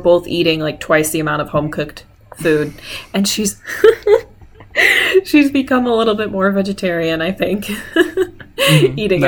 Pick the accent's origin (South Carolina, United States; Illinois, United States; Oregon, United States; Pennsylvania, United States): Illinois, United States; Lombard; moved away as an adult; also born or lived in Bloomington; now in Kansas City, United States; I am from Lombard, Illinois, aka the Lilac Village, which is a suburb that's about half an hour west of Chicago